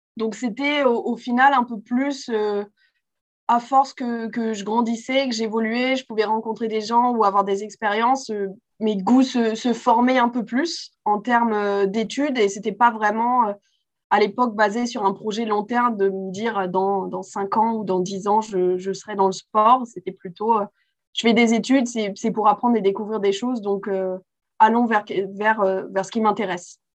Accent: Paris, Île-de-France, France; j'ai grandi euh, à Paris, euh, donc en France

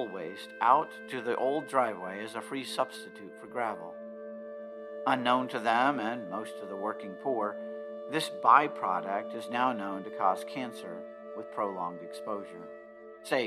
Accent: Ottumwa, Iowa, United States; born or raised there

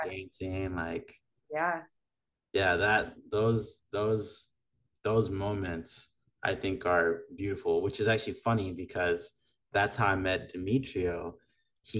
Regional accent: Madagascar; also born or lived in Long Beach; now in United States; I'm from Madagascar

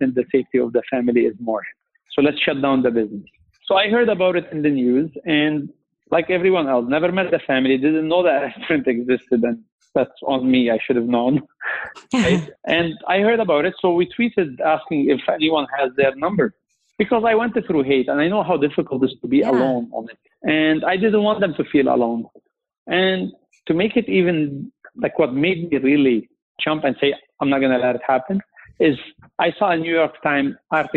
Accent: Lebanon; moved away as an adult; now in Canada; I'm from Lebanon

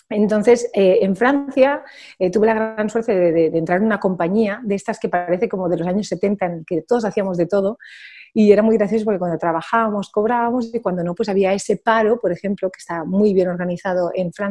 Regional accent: Barcelona, Catalonia, Spain; Spanish is a second language; Soy catalano parlante, pero no he sido nunca mi primera lengua. De hecho, yo he viajado eh, toda mi vida por el mundo y hablo mejor francés e inglés que catalán, a pesar de que yo sea de Barcelona.

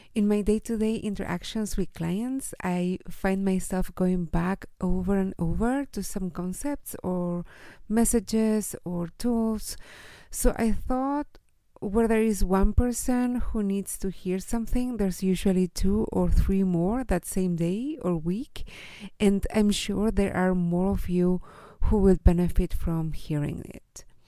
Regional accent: Chile; I am from Chile and I live here in Chile with my husband

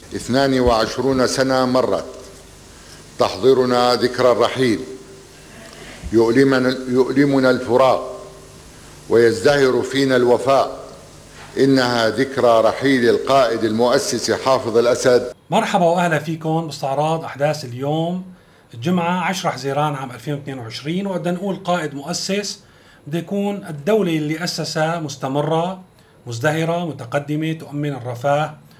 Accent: Syria; نحن كسوريين

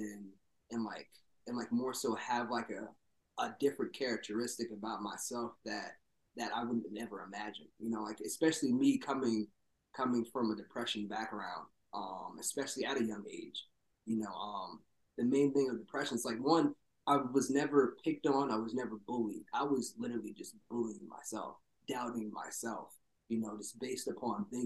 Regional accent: New Jersey, United States; also born or lived in Philadelphia; we're from South

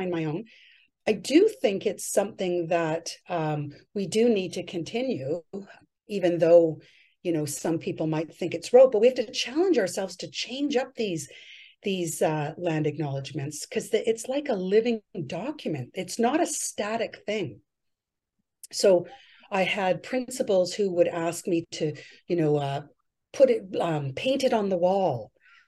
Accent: 'Namgis Nation, British Columbia, Canada; I'm from the Numgis Nation

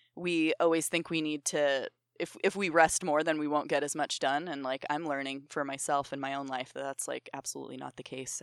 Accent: Ohio, United States; also born or lived in New York; I grew up in Ohio

